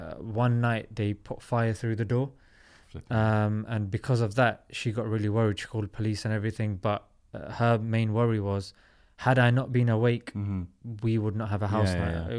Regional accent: London, United Kingdom; Yeah, London.

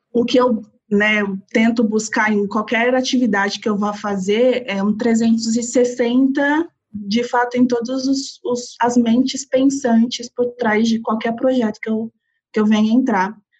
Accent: São Bernardo do Campo, São Paulo, Brazil; moved away as an adult; now in São Paulo, Brazil; Eu sou cria do ABC, sou de São Bernardo do Campo, nascida e criada

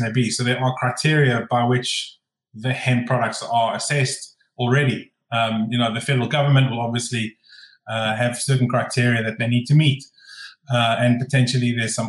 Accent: Glasgow, Scotland, United Kingdom; from Glasgow in Scotland, in the UK.

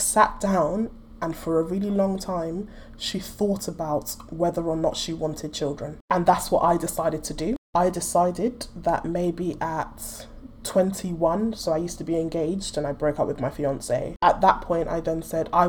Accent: Nigeria; I'm Nigerian.

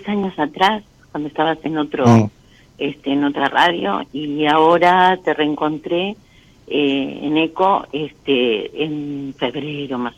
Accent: Lanús, Buenos Aires Province, Argentina; Eh, de provincia de Buenos Aires, Lanús.

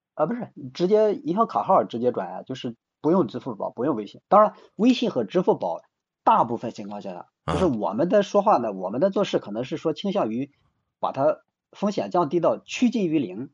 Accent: Shandong, China; moved away as an adult; now in Shenzhen, China; 我是现在的深圳，那个家是北方的山东人

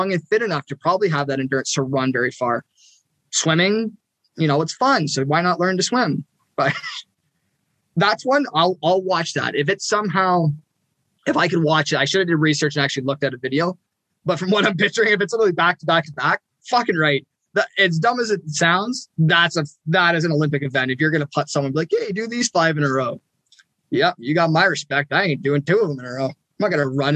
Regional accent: Ontario, Canada; us Ontario boys

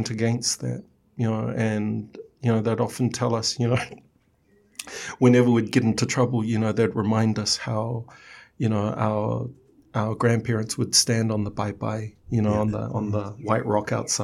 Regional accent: Samoa; I was born in Sangafili.

